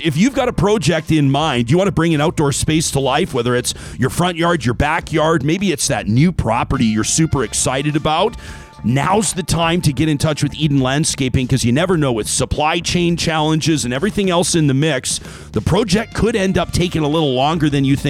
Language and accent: English; Calgary, Alberta, Canada; I was born and raised in Calgary.